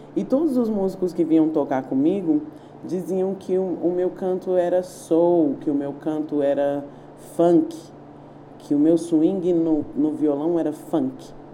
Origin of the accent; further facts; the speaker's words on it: Brasília, Federal District, Brazil; eu sou brasiliense, sou nascida em Brasília, nasci no Lago Sul, na clínica São Mateus